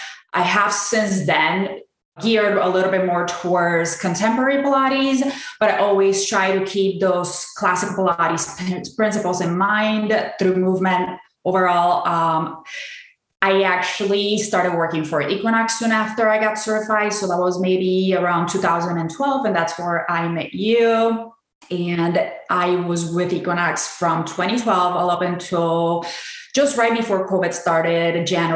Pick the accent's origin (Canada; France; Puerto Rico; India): Puerto Rico; now in Chicago, United States; So I am originally from Puerto Rico. I lived in Chicago most of my life, and I actually have been active in fitness for about 15 years now.